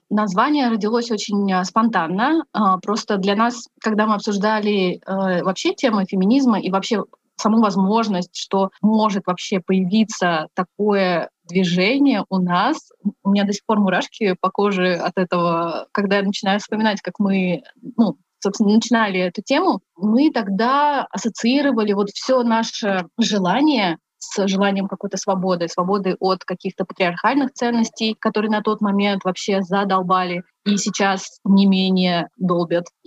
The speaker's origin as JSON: {"language": "Russian", "region": "Buryatia", "country": "Russia", "said": "Я из Республики Бурятия."}